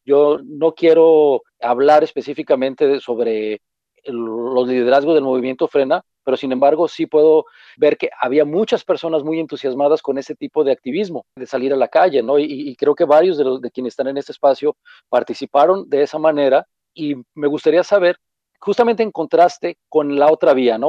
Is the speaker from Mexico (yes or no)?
yes; Mexico; nuestra forma de ser como mexicanos